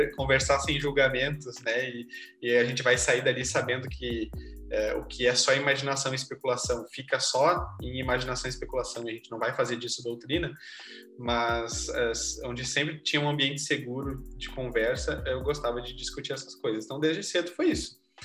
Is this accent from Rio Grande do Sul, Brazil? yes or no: yes; Gravataí, Rio Grande do Sul, Brazil; sou aqui de Gravataí